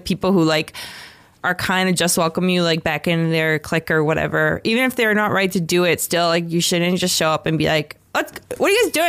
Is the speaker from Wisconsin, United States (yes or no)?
no; Florida, United States; like I'm from Florida